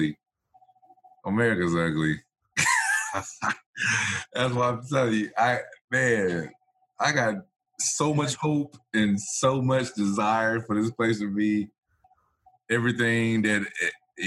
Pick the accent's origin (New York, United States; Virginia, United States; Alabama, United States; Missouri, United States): Alabama, United States; Uniontown; moved away; down there in Uniontown and all throughout my hometown